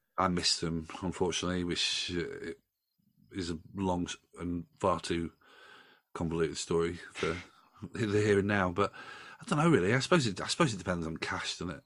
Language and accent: English; Doncaster, Yorkshire and the Humber, United Kingdom; I grew up in Doncaster, you know, that's my hometown